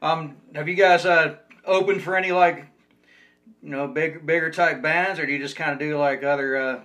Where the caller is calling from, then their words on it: Ogden, Utah, United States; I'm calling you from Ogden, Utah, and people hear that and they think I'm in some little Mormon town or something